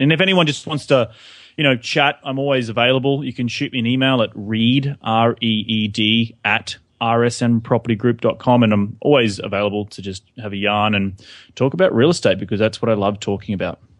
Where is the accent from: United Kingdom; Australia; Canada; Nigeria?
Australia; moved away as an adult; also born or lived in New York; now in Los Angeles, United States; we're English-speaking country